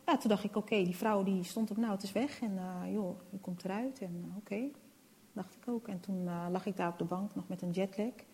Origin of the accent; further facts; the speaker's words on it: Netherlands; also born or lived in Rotterdam; now in Amsterdam, Netherlands; ik ben in Nederland geboren